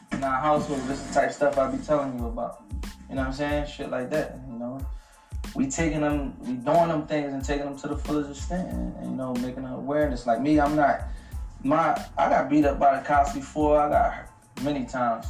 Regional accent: Philadelphia, Pennsylvania, United States; I'm from North Philly.

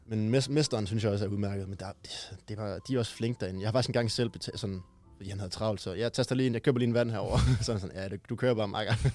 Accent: Aalborg, North Denmark Region, Denmark; hjemme i Aalborg

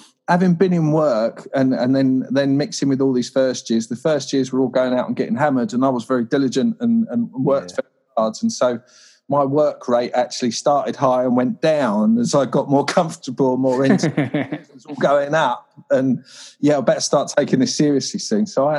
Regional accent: Croydon, London, United Kingdom; London, this all is. This is all Croydon, Addiscombe, South London.

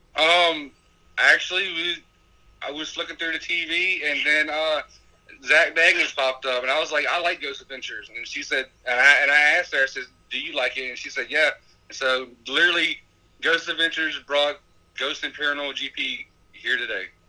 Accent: Petersburg, Virginia, United States; we're from Petersburg, Virginia, and we're a local paranormal group

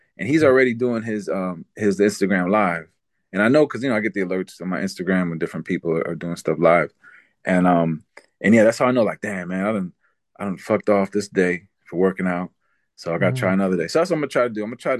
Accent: New York, United States; because growing up around New York, like you tend to like avoid panhandlers in a way.

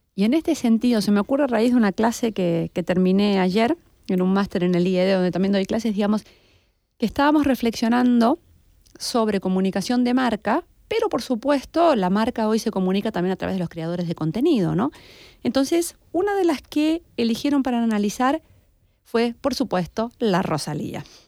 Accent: Argentina; Yo también estoy perdida siendo argentina

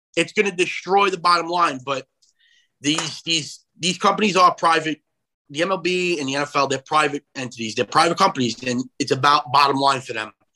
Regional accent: Long Island, New York, United States; also born or lived in Brooklyn, New York; I was born in Brooklyn, living in Long Island, back and forth. I guess the area I grew up in was predominantly Yankee fans as a kid

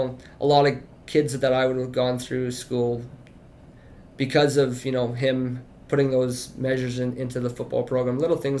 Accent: Watrous, Saskatchewan, Canada; Born and raised. Yeah. I think I was actually like one of the last babies born in the Watrous Hospital.

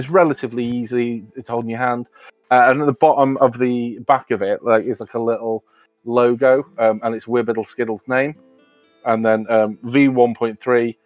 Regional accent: United Kingdom; where I grew up in Queen's Park

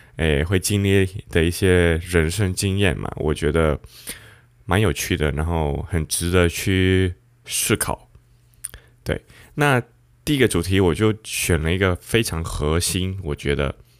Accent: Panama; 我们西班牙语有一个叫奇诺巴拿马人，我觉得文化上我们就是一个华裔

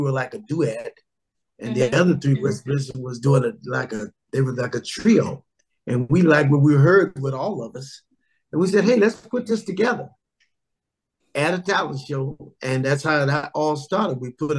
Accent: Los Angeles, California, United States; We came from the Watts area in Los Angeles.

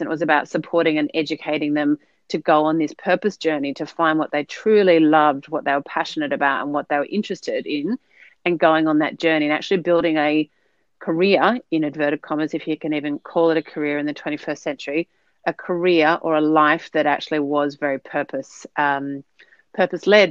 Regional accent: Sydney, New South Wales, Australia; moved away as an adult; now in New Zealand; I am an, an Aussie living in New Zealand. So hailing originally uh, from Sydney with a with a Dutch background

